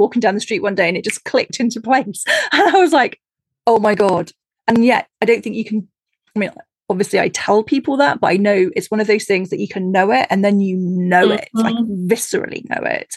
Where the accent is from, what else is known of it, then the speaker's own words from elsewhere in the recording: United Kingdom; I being British